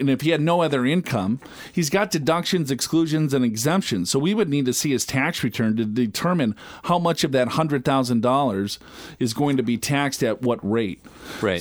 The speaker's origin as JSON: {"language": "English", "region": "Minnesota", "country": "United States", "tie": "born or raised there", "said": "growing up in Minnesota"}